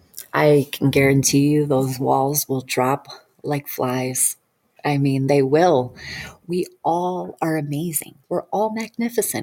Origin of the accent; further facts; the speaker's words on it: Detroit, Michigan, United States; moved away; I'm originally from Detroit, Michigan.